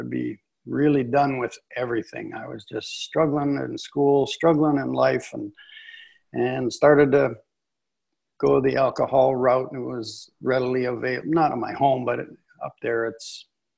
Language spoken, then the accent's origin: English; Northwestern Ontario, Canada; also born or lived in San Diego, California; now in Dallas, United States; And I grew up in Canada. My wife and I, we grew up in Northwestern Ontario